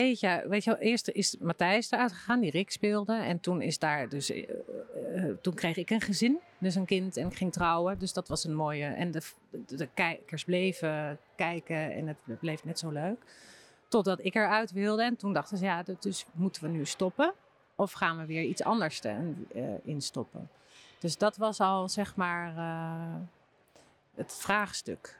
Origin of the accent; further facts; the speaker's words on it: Bunnik, Utrecht, Netherlands; ik kom uit Bunnik